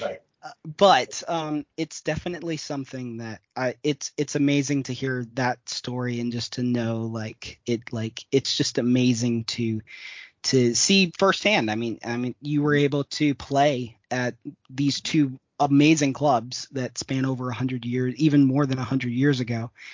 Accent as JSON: {"language": "English", "region": "Midwest", "country": "United States", "said": "I'm even from the Midwest as well."}